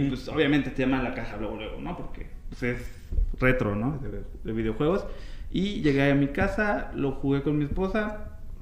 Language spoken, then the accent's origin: Spanish; Mexico City, Mexico; also born or lived in Puebla / Guadalajara / Villahermosa; soy de aquí de la Ciudad de México, viví en Puebla, este, en Guadalajara, en Villahermosa